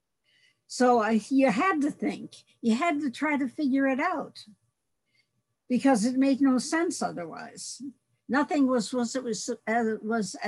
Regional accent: Detroit, Michigan, United States; I grew up in Center City, Detroit, in a predominantly Black neighborhood

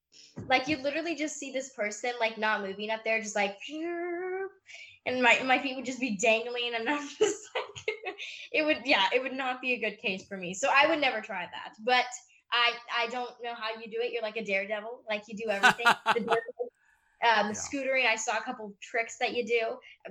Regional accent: United States; accent: American; I have a very American accent

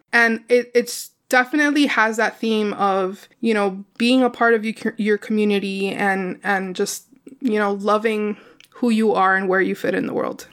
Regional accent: Miami, Florida, United States; I live in Miami, where it is predominantly a Hispanic American community.

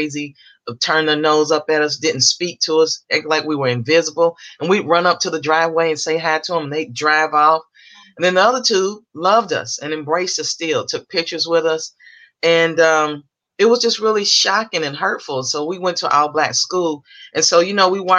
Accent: Louisville, Kentucky, United States; So I grew up in Kentucky. I'm from Louisville, Kentucky.

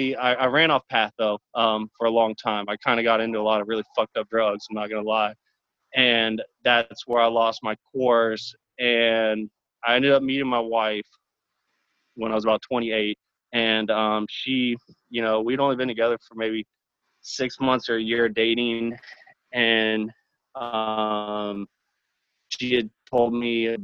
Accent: Texas, United States; I'm from Texas

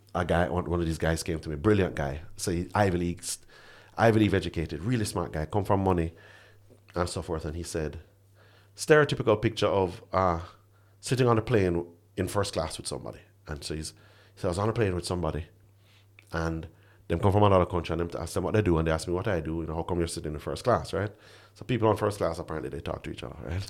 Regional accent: Jamaica; as a Jamaican man

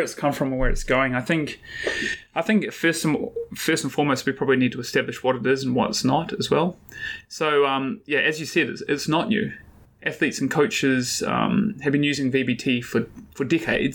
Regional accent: Christchurch, Canterbury, New Zealand; moved away as an adult; also born or lived in Otago, New Zealand / Wollongong, Australia; I am from the south of New Zealand, born and bred in Aotearoa, New Zealand. So grew up in Christchurch

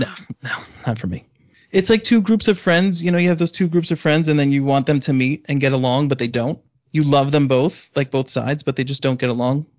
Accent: New York, United States; I'm Italian from New York

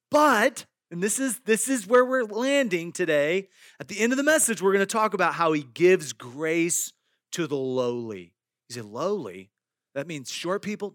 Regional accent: Iowa, United States; I grew up in Iowa, and in the, in our backyard, there were several apple trees.

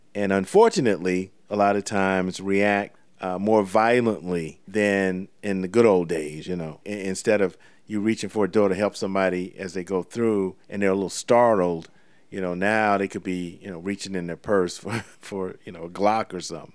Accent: Savannah, Georgia, United States; Savannah, Georgia, my hometown

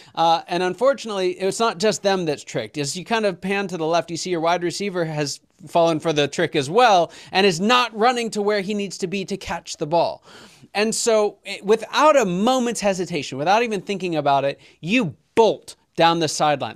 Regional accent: Pittsburgh, Pennsylvania, United States; I'm from Pittsburgh

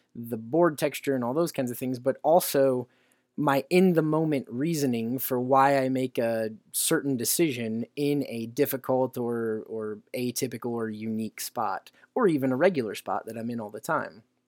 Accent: Indiana, United States; around my home state of Indiana

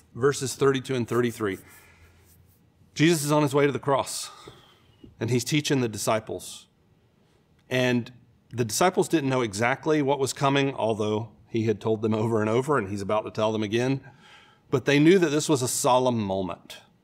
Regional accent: Florida, United States; I grew up in Florida, so we spend a lot of time at the beach.

